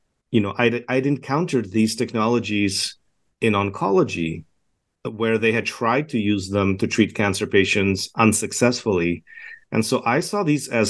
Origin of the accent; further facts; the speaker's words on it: Canada; also born or lived in Edmonton, Alberta / Toronto / Montreal; I'm a Canadian physician based in Edmonton, Alberta right now